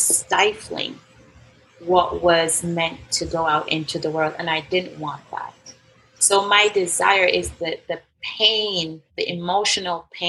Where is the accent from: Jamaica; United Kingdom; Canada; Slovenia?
Jamaica; I was born in Jamaica